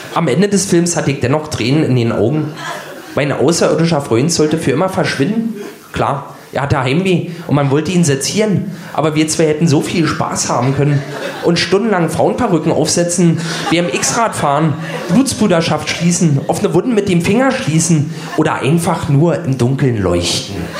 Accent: Berlin, Germany; Ich bin 1976 in Ostberlin geboren und habe somit den größten Teil meiner Kindheit im warmen Schoß des Sozialismus verbracht.

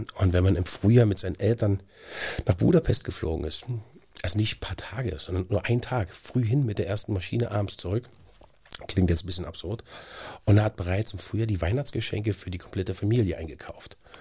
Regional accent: Berlin, Germany; Ich bin halt aufgewachsen in Schöneweide, zwei Straßen von Ernst Busch entfernt

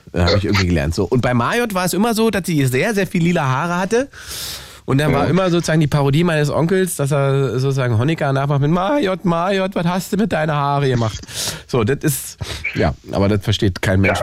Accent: Salzwedel, Saxony-Anhalt, Germany; aus meiner Heimatstadt Salzwedel. Da bin ich nämlich geboren vor 300 Jahren

